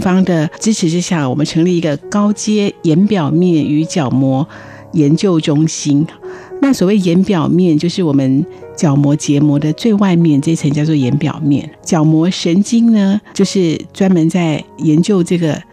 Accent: Taipei, Taiwan; also born or lived in Houlong, Miaoli County (family hometown); 从小我就在台北长大

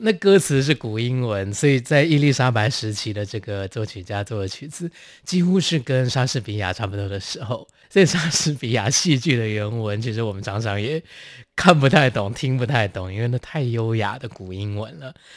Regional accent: Taiwan; 我在台湾长大

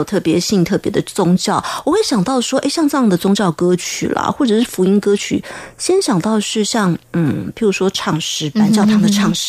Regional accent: Taiwan; 而在我们台湾这边，刚刚听的 … 唱的是客语歌

